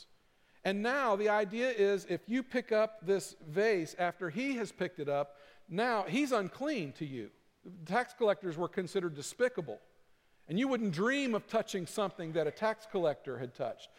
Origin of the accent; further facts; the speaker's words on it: Kentucky, United States; I'm from Kentucky.